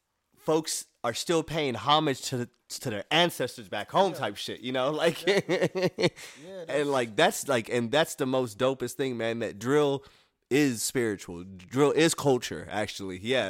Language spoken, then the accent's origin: English; Somalia; moved away; I came here from Somalia, and people in Somalia, like back in the days in like war times